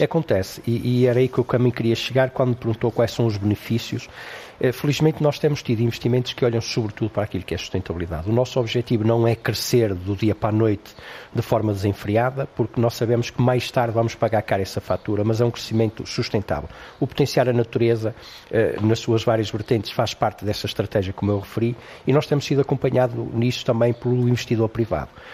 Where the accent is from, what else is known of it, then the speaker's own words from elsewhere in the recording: Cinfães, Norte, Portugal; a capela da minha terra natal